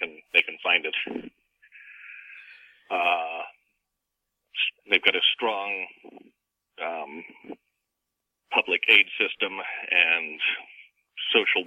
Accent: United Kingdom; also born or lived in Canada; now in United States; I'm from Britain originally, and I lived several years in Canada as well.

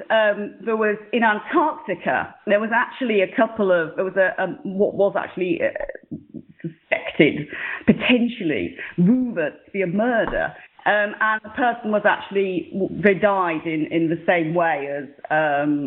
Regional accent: United Kingdom; also born or lived in South London; And I'm British, and I live in the south of London

